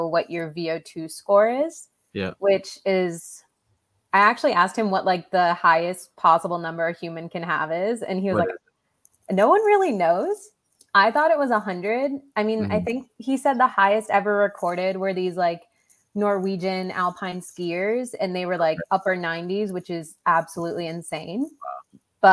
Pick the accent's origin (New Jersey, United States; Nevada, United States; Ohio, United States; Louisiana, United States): New Jersey, United States; also born or lived in Okinawa, Japan; I was born on an island and I grew up in New Jersey